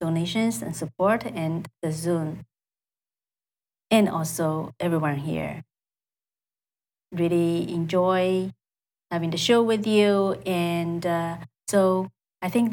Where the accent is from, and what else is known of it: China; English is a second language; moved away as an adult; also born or lived in Iowa City, Iowa, United States / California, United States; now in United States